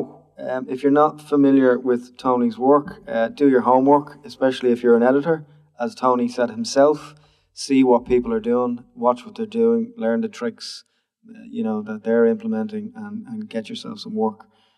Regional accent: Barnsley, Yorkshire and the Humber, United Kingdom; when I was growing up in Barnsley, I had to carry.

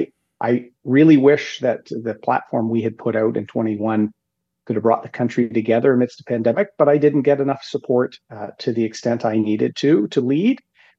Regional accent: Canada; I think Brian Mulroney was the best prime minister of my lifetime as a Canadian

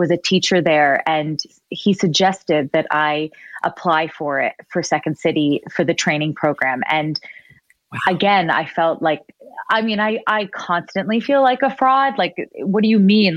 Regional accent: Richmond Hill, Ontario, Canada; I'm from Richmond Hill, a safe little

